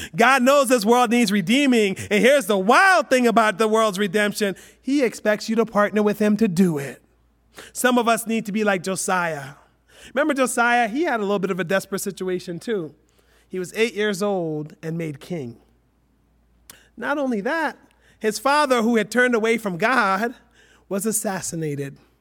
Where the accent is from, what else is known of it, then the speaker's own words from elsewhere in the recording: United States; we're Westerners, we're American